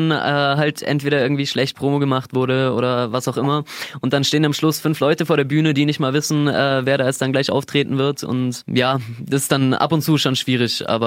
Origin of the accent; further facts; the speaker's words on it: Lindau, Bavaria, Germany; ich bin aus Lindau.